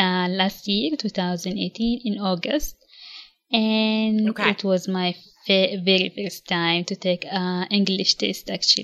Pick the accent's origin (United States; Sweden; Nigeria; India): Nigeria; English is a second language; I came from Nigeria, a country which is located in the west of Africa. And I'm 27 years old.